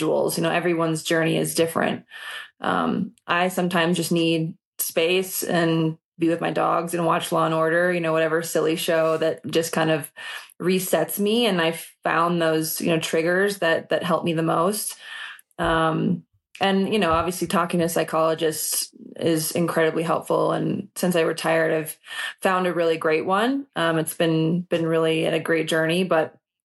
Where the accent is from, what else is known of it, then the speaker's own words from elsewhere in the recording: Minnesota, United States; I grew up in Minnesota and I didn't have money